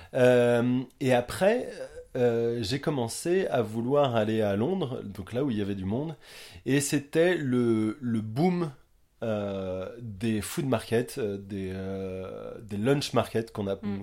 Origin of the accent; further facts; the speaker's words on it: Quimper, Brittany, France; now in Watford, United Kingdom; je suis breton, euh, je viens de Quimper